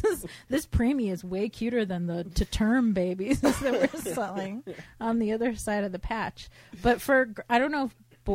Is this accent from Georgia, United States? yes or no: no; Cleveland, Ohio, United States; now in Los Angeles, United States; growing up in the Cleve.